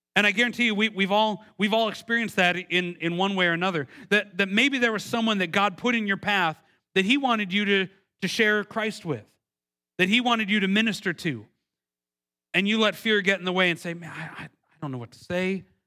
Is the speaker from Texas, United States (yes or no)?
no; Milwaukee, Wisconsin, United States; moved away; I, am from originally from Milwaukee, Wisconsin